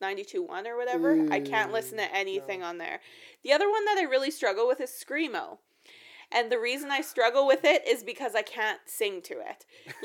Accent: Saskatchewan, Canada; we're from Saskatchewan

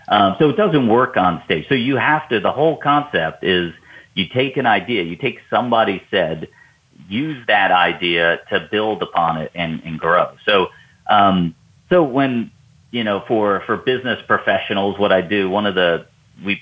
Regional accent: New York, United States; now in Atlanta, United States; you and I live in the South, Southeast U.S., and I'm originally from New York

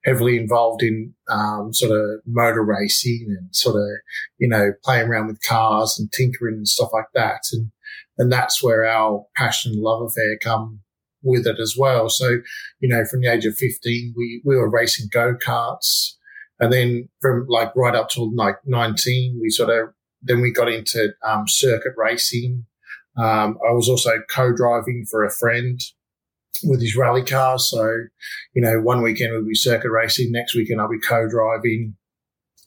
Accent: Melbourne, Victoria, Australia; I'm originally from Melbourne, Australia.

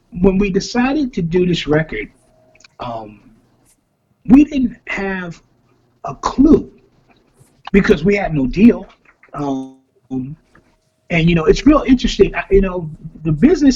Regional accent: New York City, New York, United States; we grew up together in the South Bronx

